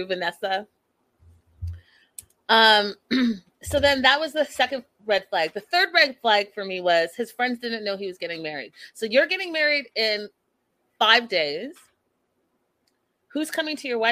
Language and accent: English; Canada; I'm Canadian.